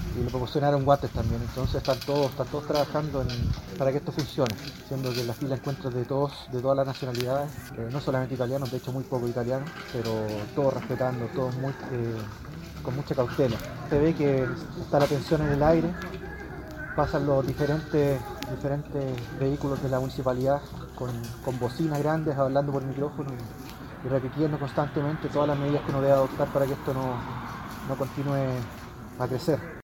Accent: Chile; moved away as an adult; now in Modena, Italy; chileno, vivo en Módena hace cinco años

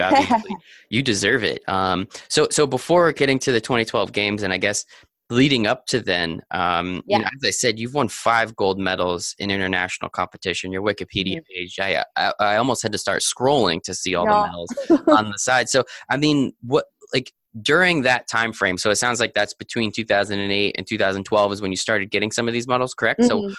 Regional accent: United States; just because I'm American and don't really know the metric system so much

